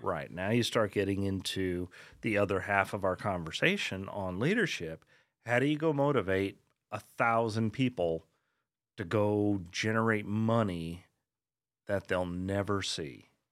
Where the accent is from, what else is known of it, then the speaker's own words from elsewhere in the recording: Colorado, United States; moved away as an adult; also born or lived in West Orange, New Jersey / Long Island, New York; now in Texas, United States; we moved there when I was four. uh, and basically grew up there